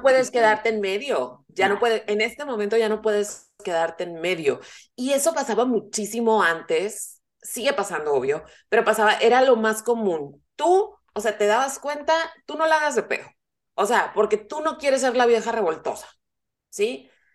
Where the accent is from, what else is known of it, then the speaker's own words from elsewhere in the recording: northern Mexico, Mexico; El, el inglés que usamos los norteños no es como el inglés que usa Marta de baile